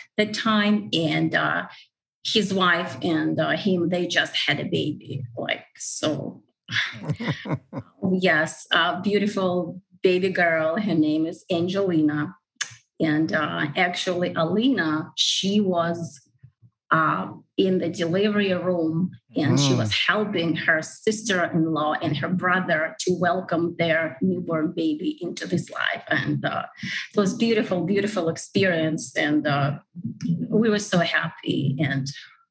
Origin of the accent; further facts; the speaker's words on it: Russia; moved away as an adult; now in United States; I was born and grew up in Russia